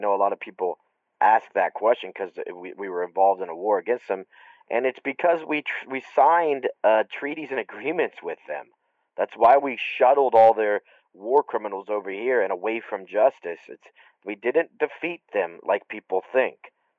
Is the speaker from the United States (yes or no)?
yes; Ohio, United States; It's my home state, bro.